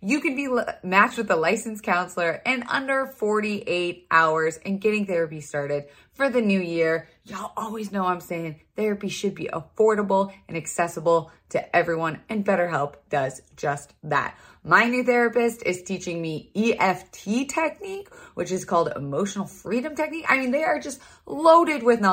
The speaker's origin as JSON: {"language": "English", "region": "Florida", "country": "United States", "tie": "born or raised there", "moved": "yes", "said": "I was raised in Florida? Are you forgetting I'm a little country girl by heart"}